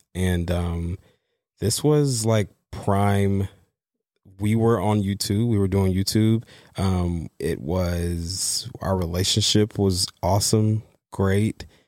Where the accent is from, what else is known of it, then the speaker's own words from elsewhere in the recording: East Coast, New York, United States; moved away as an adult; also born or lived in Los Angeles; I'm from the East Coast